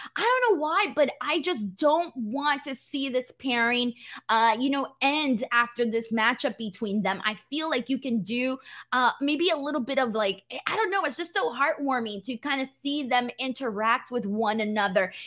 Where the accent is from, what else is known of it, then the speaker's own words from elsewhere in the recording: Los Angeles, California, United States; my hometown of, uh, Hollywood